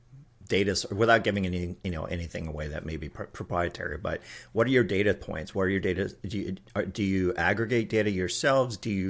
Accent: Texas, United States; I grew up here in Texas, so

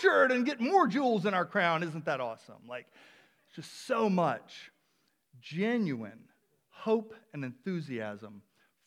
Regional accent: the South, United States; now in Palmer, United States; I'm originally from the South

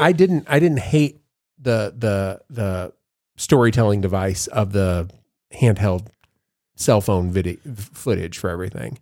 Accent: Savannah, Georgia, United States; I'm from Savannah

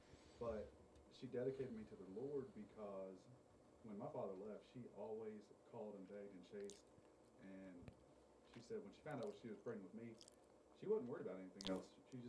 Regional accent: Hallsville, Texas, United States; also born or lived in El Paso, Texas; I grew up in Hallsville until I was 11 years old. We moved to El Paso. Stayed there till I was 15, and then we moved back.

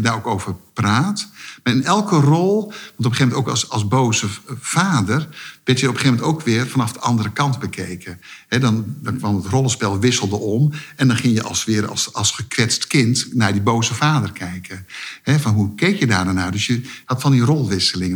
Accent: Netherlands; omdat ik Nederlander was

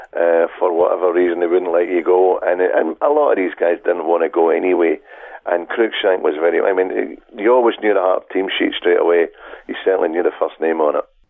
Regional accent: Chapel, Scotland, United Kingdom; I'm from Chapel

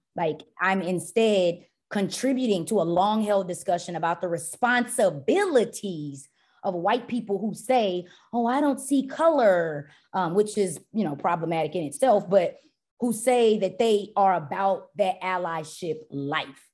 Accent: Dallas, Texas, United States; also born or lived in Tyler, Texas / Urbana-Champaign, Illinois; I was born and raised in Dallas, Texas

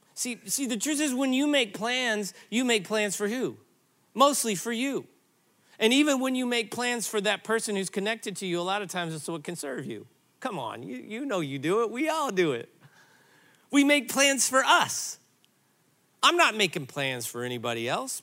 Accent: Granite City, Illinois, United States; moved away; I grew up in Granite City, Illinois

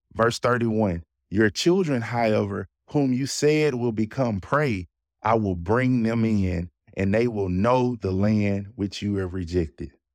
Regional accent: Jackson, United States; I live and grew up in the city of Jackson. I grew up in South Jackson

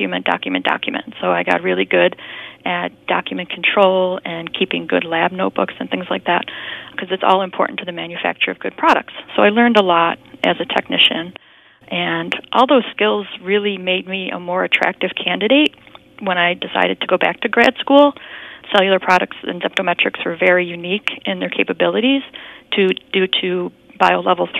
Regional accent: Buffalo, New York, United States; born and raised in Buffalo

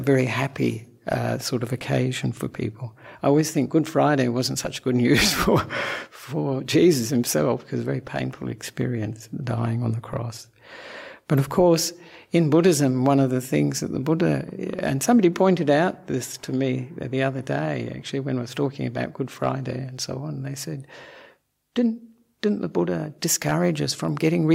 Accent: Perth, Western Australia, Australia; also born or lived in Sri Lanka; now in Melbourne, Australia; I'm an Australian monk who was born in Perth

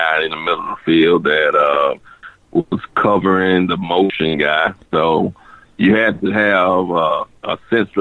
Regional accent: Dothan, Alabama, United States; I'm from Dothan

